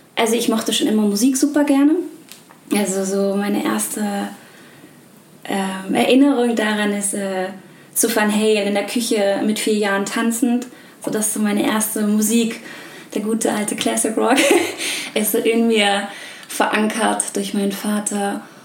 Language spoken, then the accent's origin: German; Hamburg, Germany; ich bin eine gebürtige Hamburgerin